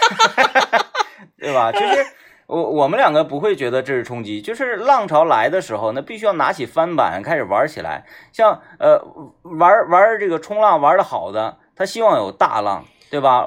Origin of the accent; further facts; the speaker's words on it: Baishan, Jilin, China; 我老家那边就是泉水特别多嘛， 嗯嗯 啊，弯沟 嗯 啊，是 嗯 那个白山那边